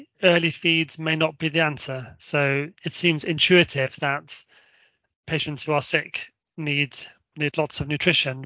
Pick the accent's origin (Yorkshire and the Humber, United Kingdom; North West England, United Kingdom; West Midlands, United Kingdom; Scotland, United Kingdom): Scotland, United Kingdom; Shetland; I'm from Shetland